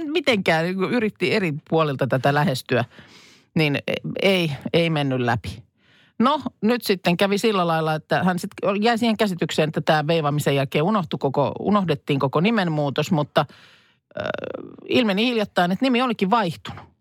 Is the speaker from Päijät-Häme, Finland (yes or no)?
yes; Lahti, Päijät-Häme, Finland; moved away; muutin pois sitten Lahdesta